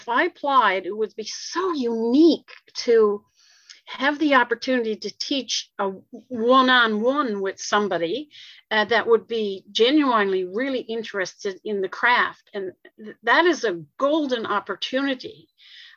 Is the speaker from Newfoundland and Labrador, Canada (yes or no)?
yes; Corner Brook, Newfoundland and Labrador, Canada; I'm from Cornerbrook on the west coast of Newfoundland and Labrador, and I grew up in Cornerbrook.